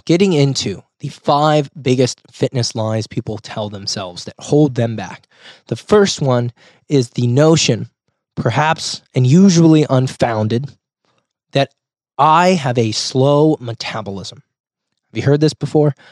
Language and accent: English; Rohnert Park, California, United States; my hometown of Roanoke Park, California, or Sonoma County. which is where I live.